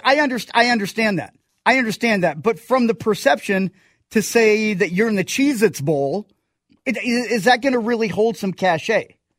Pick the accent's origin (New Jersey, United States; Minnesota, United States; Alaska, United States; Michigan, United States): Minnesota, United States; growing up in Minnesota